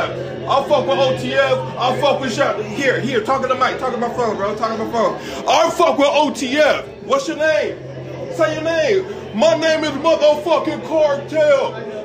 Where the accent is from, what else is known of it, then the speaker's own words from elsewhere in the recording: Chicago, Illinois, United States; Fuck that. I'm from Chicago.